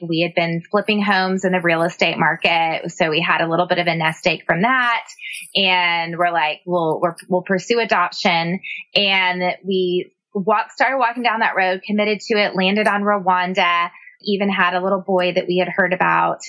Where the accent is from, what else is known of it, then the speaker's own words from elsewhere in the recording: San Antonio, Texas, United States; now in Austin, United States; I grew up in San Antonio